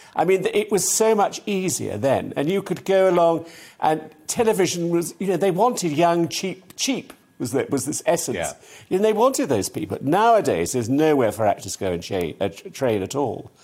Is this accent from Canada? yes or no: no; Salisbury, South West England, United Kingdom; I lived in Salisbury, I was brought up in Salisbury.